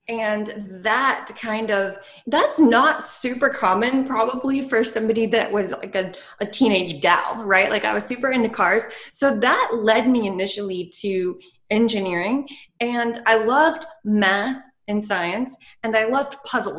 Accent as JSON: {"language": "English", "region": "the Bible Belt", "country": "United States", "said": "I was from the Bible Belt"}